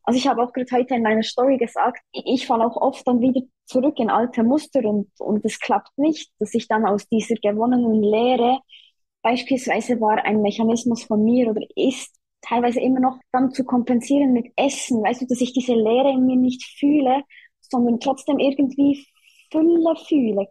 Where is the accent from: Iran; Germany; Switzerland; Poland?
Switzerland; ich komme aus der Schweiz, wie man hört